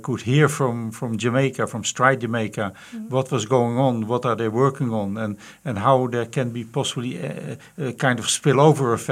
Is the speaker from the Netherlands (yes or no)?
yes; Netherlands; I'm from the Netherlands originally